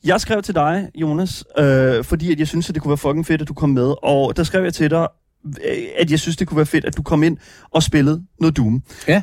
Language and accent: Danish; Horsens, Central Denmark Region, Denmark; jeg er fra Horsens